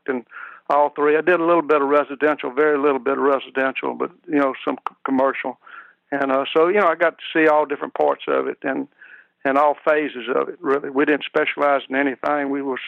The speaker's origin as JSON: {"language": "English", "region": "Louisiana", "country": "United States", "tie": "born or raised there", "lives_now": "Clinton, United States", "said": "I was raised in East Baton Rouge Parish, in a community just kind of northeast of Baton Rouge."}